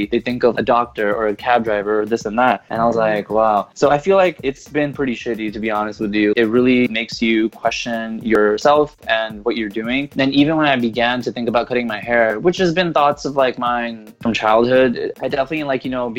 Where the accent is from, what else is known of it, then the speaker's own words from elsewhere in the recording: California, United States; I'm from California originally